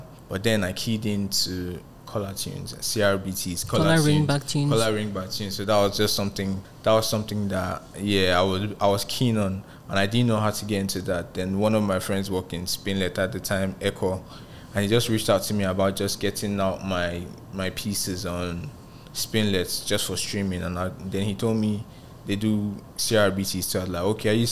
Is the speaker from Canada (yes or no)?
no; Nigeria; moved away as an adult; also born or lived in Ghana; now in Lagos, Nigeria; I didn't want to come back to Nigeria. I was trying to do what … did, just blow up as a Nigerian in Ghana